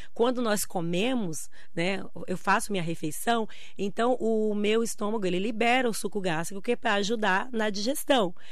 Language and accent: Portuguese; Bahia, Brazil; now in Mogi das Cruzes, Brazil; Nasci na Bahia, no interior